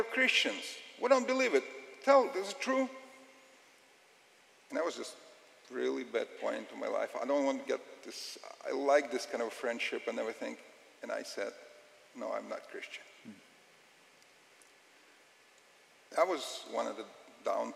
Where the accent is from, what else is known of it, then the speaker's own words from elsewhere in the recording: Russia; I'm from Russia